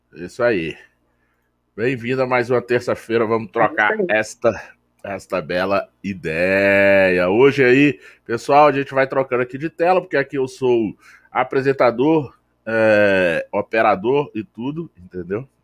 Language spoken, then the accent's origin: Portuguese; Brasília, Federal District, Brazil; a gente é de Brasília